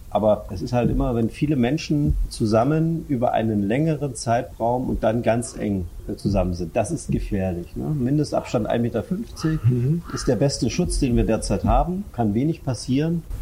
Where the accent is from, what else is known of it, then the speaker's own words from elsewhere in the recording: Görlitz, Saxony, Germany; Ich habe als Jugendlicher, ich komme aus Görlitz, äh, Feldhockey gespielt.